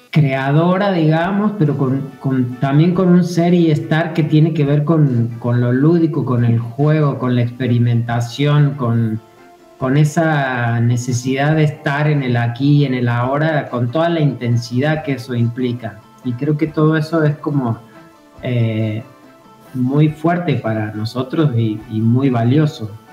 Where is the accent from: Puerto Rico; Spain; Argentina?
Argentina; Córdoba; also born or lived in Mexico; now in Fisque, Argentina; Yo vengo de Córdoba, Sí, este, yo soy cordobés, estuve viviendo en México durante muchos años